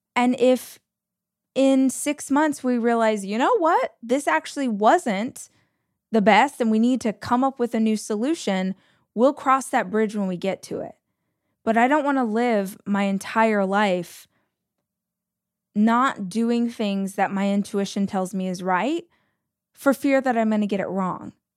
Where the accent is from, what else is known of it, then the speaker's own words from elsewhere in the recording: Southern California, United States; also born or lived in Austin, Texas / Los Angeles, California; I am born and raised in Southern California, about two hours from where I live now.